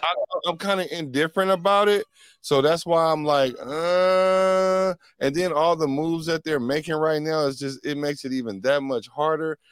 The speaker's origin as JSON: {"language": "English", "town": "Oakland", "region": "California", "country": "United States", "tie": "born or raised there", "also_born_or_lived": "Washington, D.C.", "said": "I wasn't born there, but I definitely was raised there, like, all my whole life."}